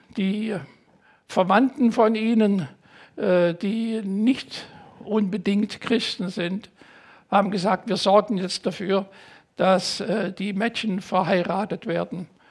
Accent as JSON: {"language": "German", "country": "Germany", "also_born_or_lived": "United States", "said": "meinen deutschen Pass"}